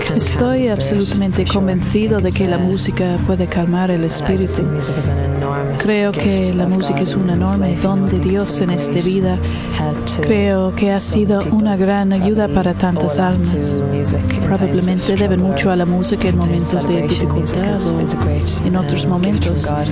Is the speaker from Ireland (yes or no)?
yes; Cork, Munster, Ireland; vengo de Cork, que está en el sur de Irlanda.